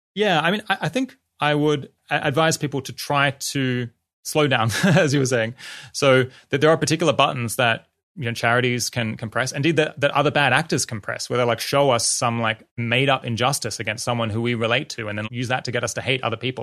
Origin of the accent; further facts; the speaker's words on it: Australia; I grew up in Australia